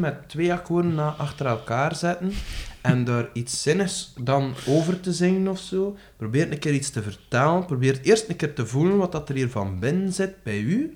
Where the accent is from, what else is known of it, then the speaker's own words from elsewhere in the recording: West Flanders, Belgium; Ik ben een West-Vlaming, bijvoorbeeld. Ik hou enorm van het West-Vlaams